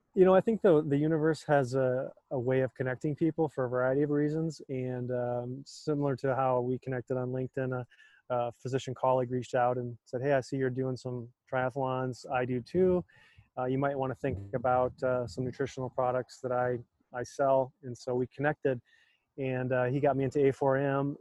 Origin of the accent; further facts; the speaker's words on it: North Dakota, United States; moved away as an adult; also born or lived in Michigan; I grew up in North Dakota, just a, a small city of about 10,000 people when I was there